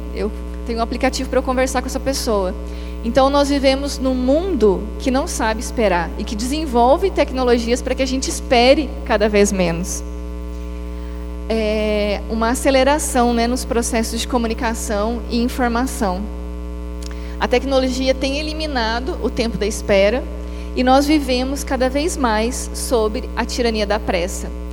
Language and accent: Portuguese; Maringá, Paraná, Brazil; moved away as an adult; now in Belo Horizonte, Brazil; Eu sou de Maringá, no Paraná.